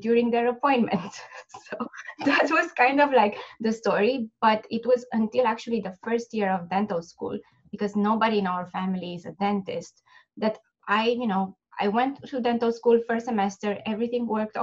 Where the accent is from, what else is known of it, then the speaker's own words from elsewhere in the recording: Romania; moved away as an adult; now in United States; I'm originally from Romania, and I finished my dental school in Bucharest